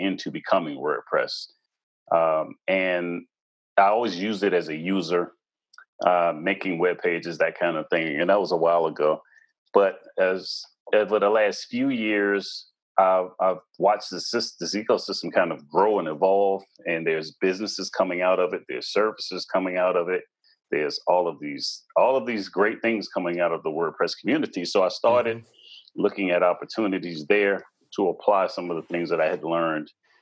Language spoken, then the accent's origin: English; Washington, District of Columbia, United States; I was born and raised in the Washington, D.C. metropolitan area.